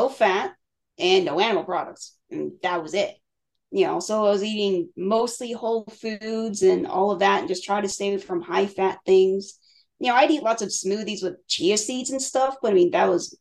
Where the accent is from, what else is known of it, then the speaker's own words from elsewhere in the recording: Crystal Lake, Illinois, United States; I grew up in Illinois